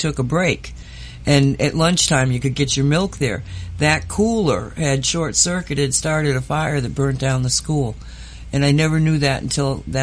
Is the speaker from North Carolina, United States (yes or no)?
no; Oxford, Massachusetts, United States; born or raised there; moved away